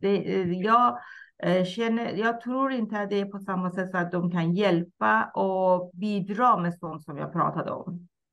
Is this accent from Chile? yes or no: no; Iran; Swedish is a second language; moved away as an adult; now in Sweden; jag kommer ursprungligen från Iran, har bott i Sverige Mm, drygt 37 år